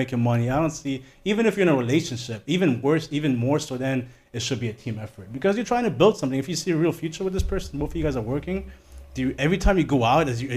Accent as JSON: {"language": "English", "country": "Germany", "tie": "born or raised there", "moved": "yes", "lives_now": "United States", "said": "I grew up in Germany."}